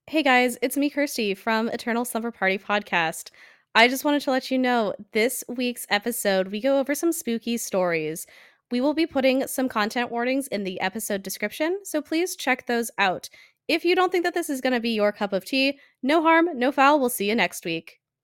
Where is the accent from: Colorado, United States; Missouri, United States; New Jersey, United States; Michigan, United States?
Colorado, United States; moved away; I I'm from Colorado